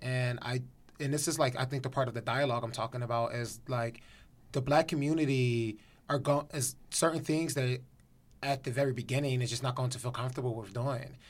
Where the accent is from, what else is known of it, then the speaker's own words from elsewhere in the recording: Philadelphia, Pennsylvania, United States; now in Los Angeles, United States; I'm from Philadelphia